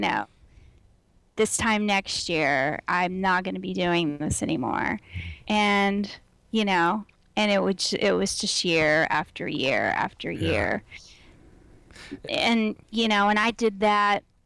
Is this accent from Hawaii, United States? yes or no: no; Houston, Texas, United States; now in Austin, United States; I am very Texan, and I uh, grew up in Houston